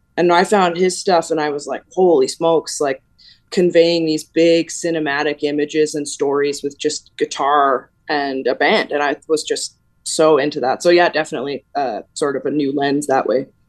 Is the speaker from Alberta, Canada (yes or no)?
yes; Alberta, Canada; when we were kids, like you're saying in Alberta